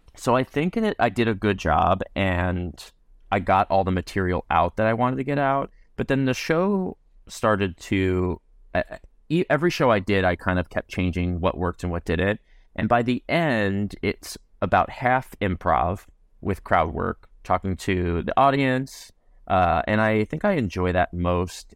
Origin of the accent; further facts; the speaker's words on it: New Jersey, United States; moved away as an adult; also born or lived in Virginia; I grew up in Jersey